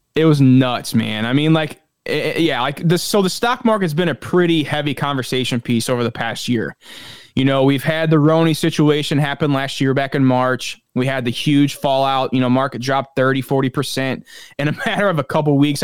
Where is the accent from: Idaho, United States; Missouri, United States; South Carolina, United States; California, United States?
Missouri, United States; St. Louis; I'm from St. Louis, Anheuser-Busch